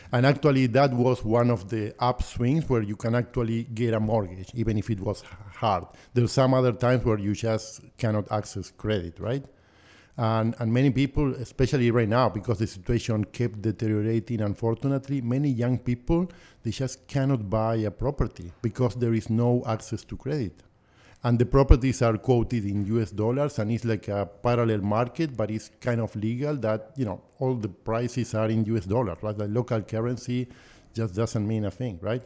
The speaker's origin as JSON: {"language": "English", "region": "Buenos Aires", "country": "Argentina", "tie": "born or raised there", "moved": "as an adult", "lives_now": "Canada", "said": "I was born and raised in Buenos Aires"}